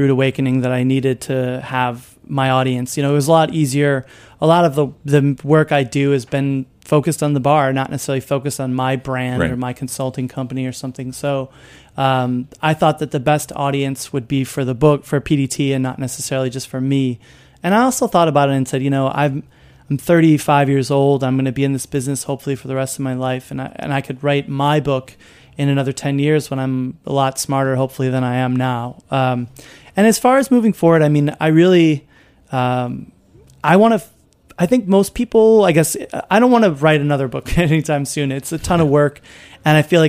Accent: Chicago, Illinois, United States; moved away; I grew up in Chicago listening to the Cubs

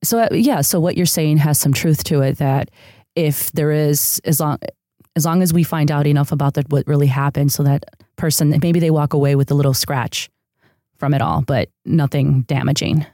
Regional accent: a city outside of Chicago, Illinois, United States; born or raised there; first language Spanish; English is a second language; moved away as an adult; also born or lived in San Diego, California; now in Los Angeles, United States

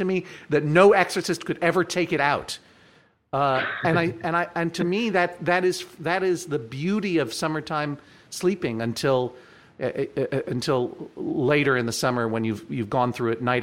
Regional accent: Boston, Massachusetts, United States; when I grew up in the Boston area in the 70s and 80s

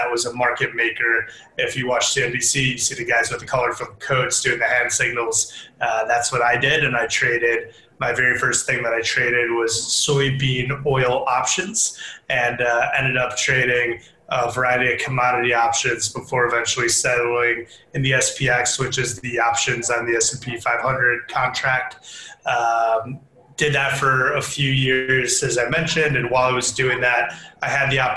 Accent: Glenview, Illinois, United States; moved away as an adult; Originally, I'm from Glenview, Illinois. I'm the North Shore of Chicago

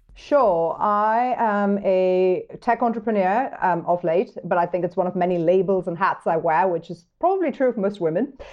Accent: New York, United States; moved away as an adult; now in Montana, United States; as a New Yorker

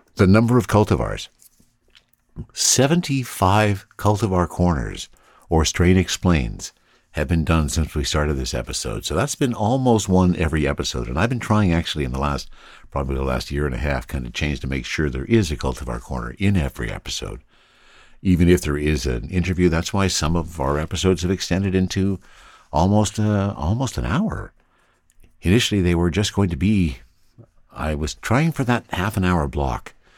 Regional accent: Canada; I'm Canadian

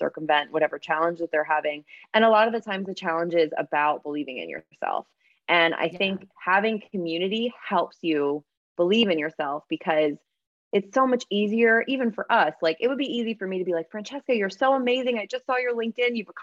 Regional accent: New Jersey, United States; moved away as an adult; now in Philadelphia, United States; I grew up in South Jersey

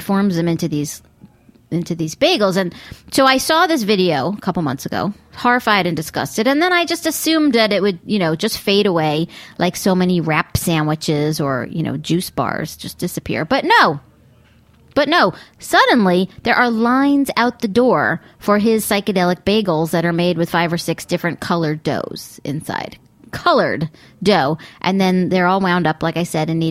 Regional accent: Long Island, New York, United States; also born or lived in Brooklyn, New York; growing up on Long Island

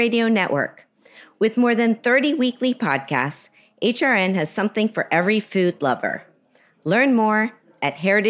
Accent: Miami, Florida, United States; Today, I'm on location in my hometown of Miami

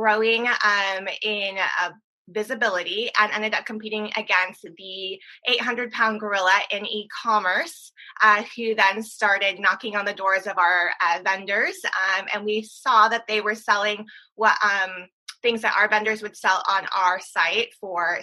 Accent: San Diego, California, United States; originally from San Diego, California

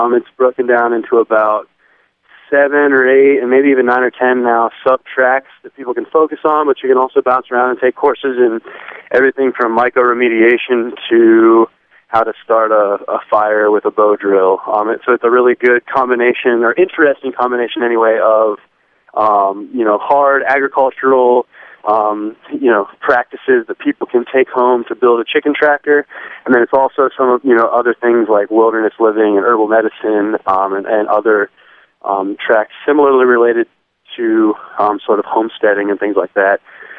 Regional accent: Granville, Ohio, United States; now in Asheville, United States; my hometown, Granville, Ohio, at the high school that I went to.

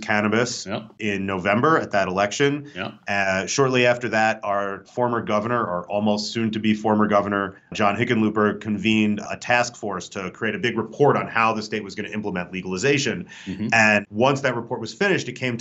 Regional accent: New Jersey, United States; now in Denver, United States; we're both from Jersey.

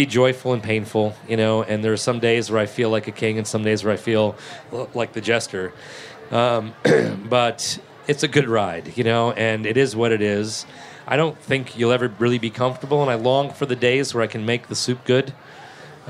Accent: New England, United States; moved away as an adult; also born or lived in Martha's Vineyard / Boston / New Orleans / Atlanta; now in Charleston, United States; I was from New England

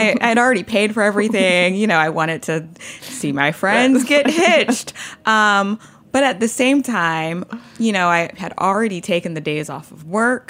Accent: Louisiana, United States; now in New York City, United States; So, you know, I live in New York City. I'm from Louisiana. Most of my family is still in Louisiana.

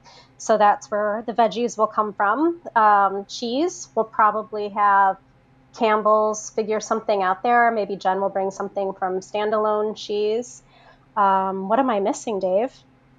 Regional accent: Brooklyn, New York, United States; We're from Brooklyn, and so we like to have ours with LaCroix.

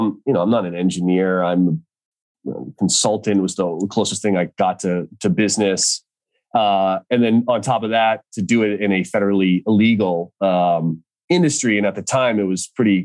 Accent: Boston, Massachusetts, United States; moved away as an adult; now in Santa Cruz, United States; I grew up in Boston, so East Coast roots. Now live in Santa Cruz

